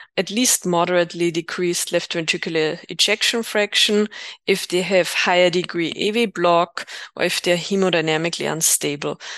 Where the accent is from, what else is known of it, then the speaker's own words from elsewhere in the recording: Austria; moved away as an adult; also born or lived in Innsbruck, Austria / United States; now in Berlin, Germany; I'm from Austria, graduated in two thousand six in Innsbruck, and then did my training in the U S.